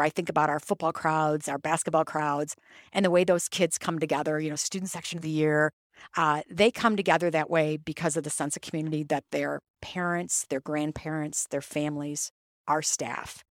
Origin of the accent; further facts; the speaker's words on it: Toledo, Ohio, United States; I grew up in, I grew up in Toledo.